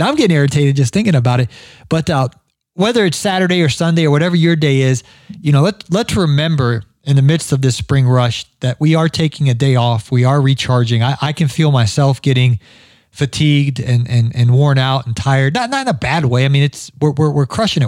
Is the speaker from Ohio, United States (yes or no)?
yes; Ohio, United States; accent: Ohio-ness; now in Georgia, United States; I'm from Ohio originally. I I, heard, I heard my Ohio-ness in there. I've been I lived in Georgia now for what uh, almost 20 years.